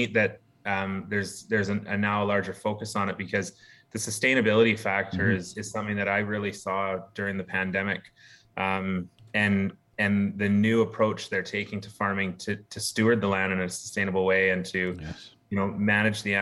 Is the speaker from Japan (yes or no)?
no; Campbell River, British Columbia, Canada; now in Victoria, Canada; born and raised here on Vancouver Island. Nice. Grew up in Campbell River.